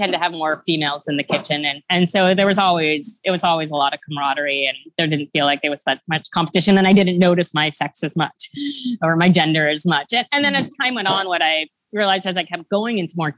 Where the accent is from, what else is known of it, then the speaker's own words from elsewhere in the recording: Ottawa, Ontario, Canada; also born or lived in Toronto; I was born in Ottawa, JP. Ottawa, but I moved to Toronto when I was 11